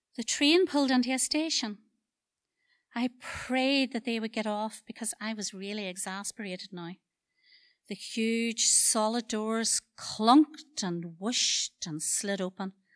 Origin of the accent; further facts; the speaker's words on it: Dungiven, Northern Ireland, United Kingdom; I'm a culture from Dungiven